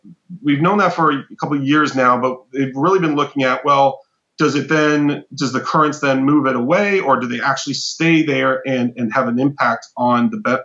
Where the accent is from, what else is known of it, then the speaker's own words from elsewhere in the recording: Southern California, United States; I grew up in Southern California